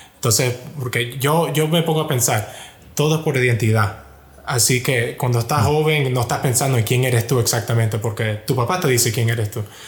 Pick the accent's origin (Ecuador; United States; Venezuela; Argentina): United States; Miami, Florida; yo nací y crecí en Miami